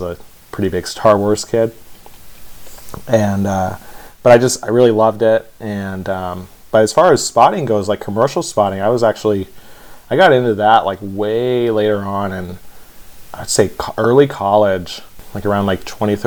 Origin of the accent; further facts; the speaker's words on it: Las Vegas, Nevada, United States; I'm from Las Vegas, and I was born and raised out there